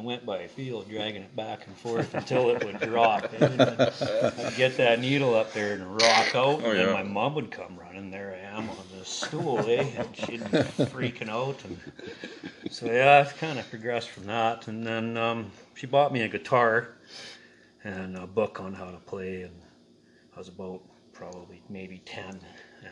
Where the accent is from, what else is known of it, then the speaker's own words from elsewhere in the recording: Canal Flats, British Columbia, Canada; I'm from Canal Flats, BC